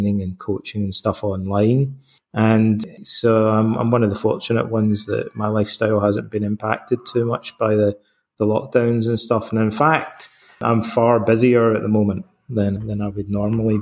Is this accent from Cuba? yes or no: no; Scotland, United Kingdom; accent: Scottish; moved away as an adult; also born or lived in London, England / Canada; now in Athens, Greece; I'm Scottish, as you can probably tell from my accent and my name